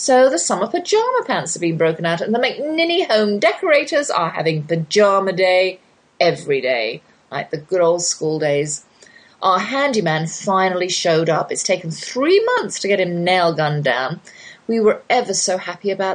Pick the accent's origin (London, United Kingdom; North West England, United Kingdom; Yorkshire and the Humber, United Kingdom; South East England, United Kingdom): South East England, United Kingdom; Oxford; accent: English accent, Oxford drawl; moved away as an adult; now in Texas, United States; that's my English accent you're hearing. Though I've lived in the Lone Star State half my life, I can't shake the Oxford drawl.